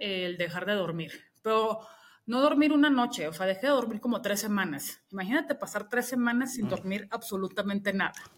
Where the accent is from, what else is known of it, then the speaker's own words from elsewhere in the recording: Mexico; also born or lived in England; yo soy mexicana